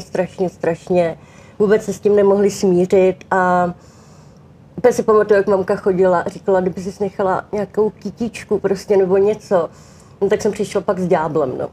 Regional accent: Czechia; u nás v Čechách

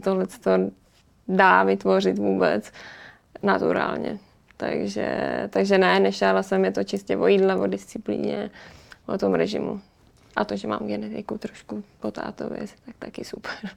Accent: Pardubice, Pardubice Region, Czechia; jsem z Pardubic

